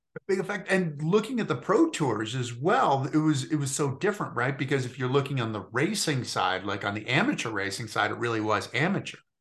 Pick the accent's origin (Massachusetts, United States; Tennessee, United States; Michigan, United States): Massachusetts, United States; Mount Tom; I grew up in Mount Tom